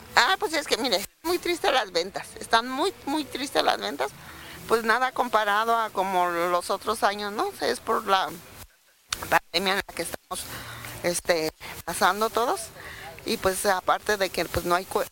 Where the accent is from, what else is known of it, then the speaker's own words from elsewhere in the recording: Cherán, Michoacán, Mexico; venimos de un pueblito que se llama Cherán, de ahí venimos